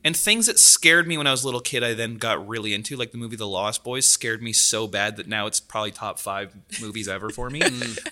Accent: Delta, British Columbia, Canada; I grew up in Delta

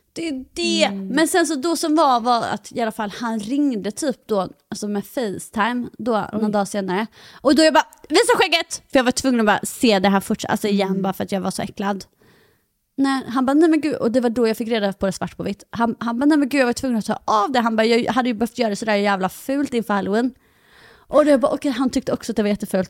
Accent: Halland County, Sweden; accent: halländska; när jag pratar med mina föräldrar och sånt, då pratar jag mycket mer halländska också.

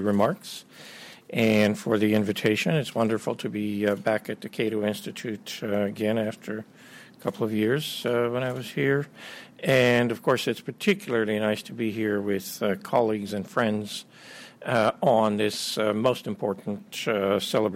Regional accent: Canada; also born or lived in Ukraine / United States; I grew up in Canada and worked in the U.S. and Canada

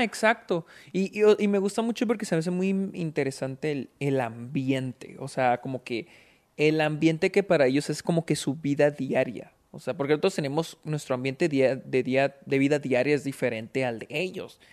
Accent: Delicias, Chihuahua, Mexico; nosotros que nacimos aquí en, en Delicias, en Chihuahua

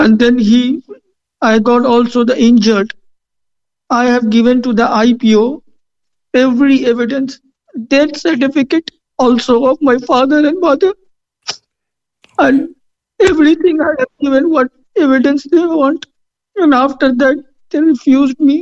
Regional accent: India; moved away as an adult; now in Cork, Ireland; I am from India

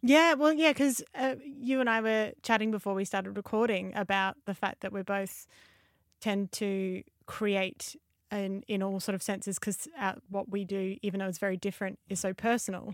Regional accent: Australia; moved away; I grew up in Australia, moved over here

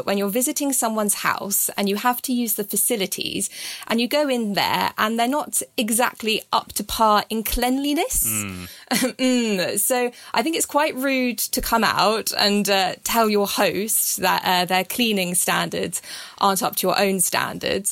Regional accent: Surrey, South East England, United Kingdom; I'm from the Hampshire-Surrey border. Very important if you're a bit posh and actually originally from Surrey, but had to cross the border

